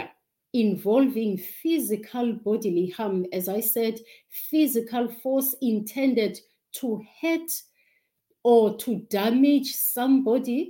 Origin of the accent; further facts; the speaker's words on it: South Africa; from South Africa